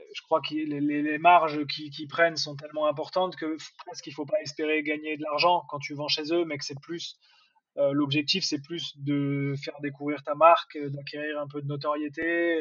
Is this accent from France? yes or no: yes; Nantes, Pays de la Loire, France; moved away; vu que moi je suis nantais